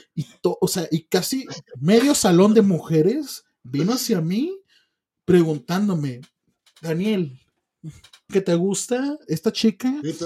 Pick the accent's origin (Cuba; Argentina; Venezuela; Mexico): Mexico; yo como mexicano tengo visa